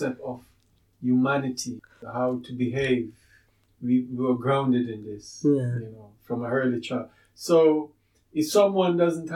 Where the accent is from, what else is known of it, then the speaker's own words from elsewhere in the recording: Jamaica; moved away; growing up in Jamaica